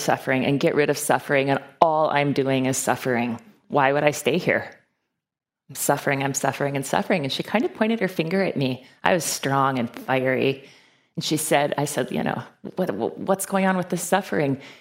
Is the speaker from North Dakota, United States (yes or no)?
yes; Fargo, North Dakota, United States; I was born and raised in Fargo, North Dakota